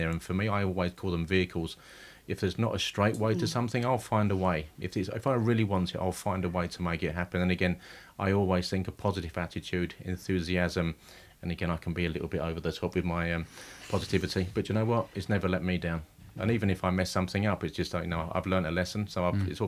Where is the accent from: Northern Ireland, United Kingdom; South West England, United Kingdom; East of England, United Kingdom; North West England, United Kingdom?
East of England, United Kingdom; I'm from Essex.